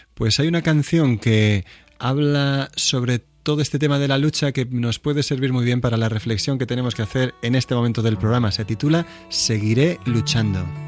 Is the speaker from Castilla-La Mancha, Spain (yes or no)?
yes; Villanueva de Alcardete, Castilla-La Mancha, Spain; yo crecí también, en Toledo, se llama Villanueva de Alcardete